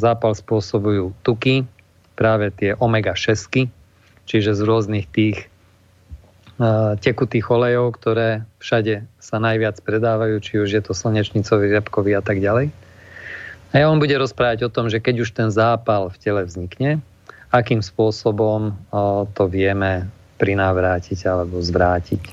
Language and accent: Slovak; Košice, Košice Region, Slovakia; u nás v Košiciach